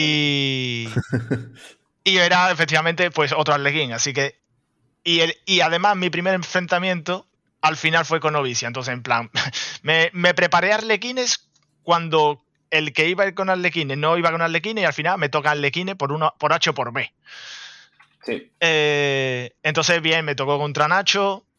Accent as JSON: {"language": "Spanish", "region": "Andalusia", "country": "Spain", "said": "como buen andaluz"}